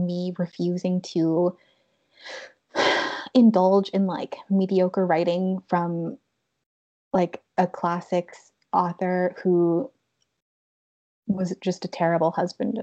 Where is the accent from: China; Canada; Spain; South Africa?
Canada